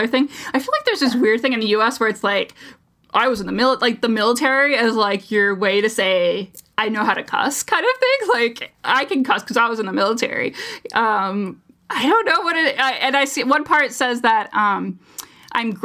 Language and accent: English; United States; as an American through and through